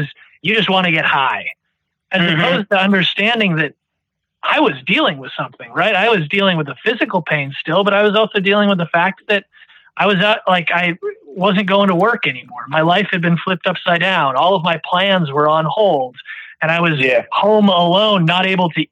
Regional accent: New Hampshire, United States; also born or lived in Washington, D.C.; I moved back to my home state of New Hampshire

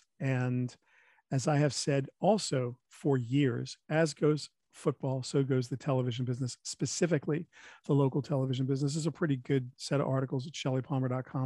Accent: New York, United States; as a New Yorker

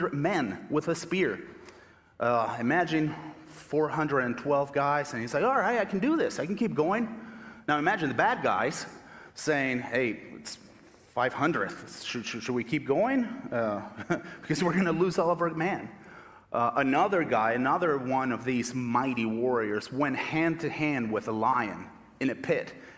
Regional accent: Argentina; English is a second language; moved away as an adult; now in United States; I was born and raised in Argentina

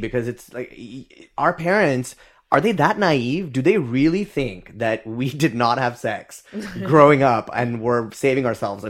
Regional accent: Dubai, United Arab Emirates; growing up in Dubai, actually, Nizar and I share that we both grew up in Dubai for a few years.

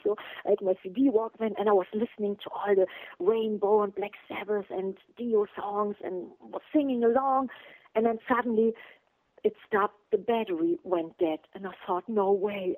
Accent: Germany; English is a second language; in Germany in my hometown

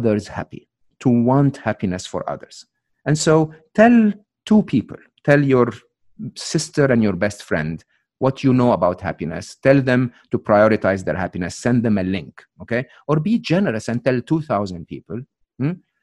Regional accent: Egypt; English is a second language; moved away; I'm Egyptian. I'm born and raised in Egypt.

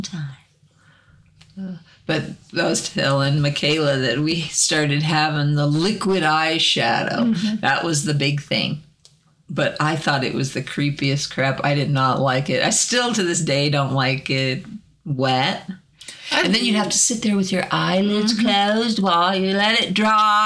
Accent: Arkansas, United States; accent: Arkansas; southern; my Arkansas accent comes out

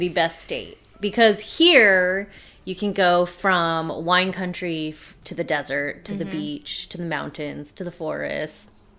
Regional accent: Los Angeles County, California, United States; I was born and raised just outside of Los Angeles in a suburb, but it's still considered LA County.

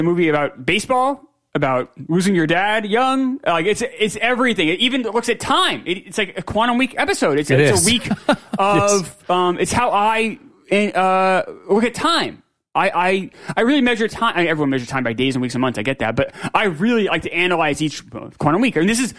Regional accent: New York City, New York, United States; I'm from Queens.

